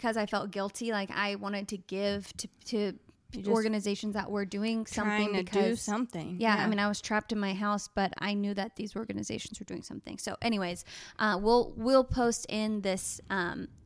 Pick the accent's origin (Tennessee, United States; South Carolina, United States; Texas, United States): Texas, United States; also born or lived in Oregon; I'm born and raised in Texas